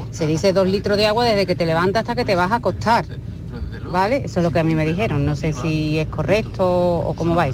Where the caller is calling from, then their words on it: Málaga, Andalusia, Spain; Yo en relación a lo que están comentando del cólico, buenas tardes … de Málaga.